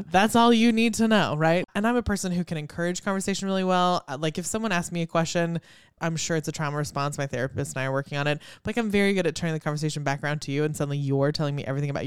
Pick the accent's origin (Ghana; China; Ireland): China; born there; I don't know if we've told everybody I was born in China, but like I have a Chinese name.